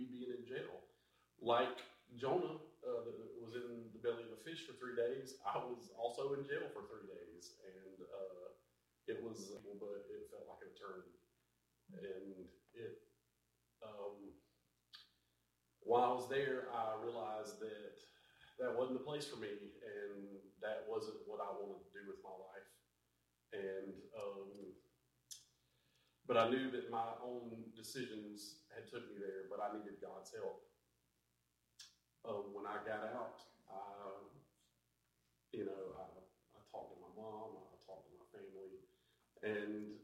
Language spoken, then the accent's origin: English; Dublin, United States; also born or lived in Louisiana; I've lived in Dublin for the better part of 34 years of my life. I grew up in a church here with my family